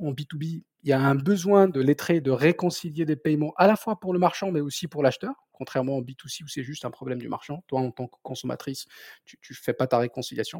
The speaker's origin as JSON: {"language": "French", "region": "southern Morocco", "country": "Morocco", "tie": "born or raised there", "also_born_or_lived": "Orléans, France", "first_language": "Berber", "second_language": "French", "moved": "as an adult", "lives_now": "France", "said": "je, suis né au sud du Maroc, d'une famille de commerçants du Sahara"}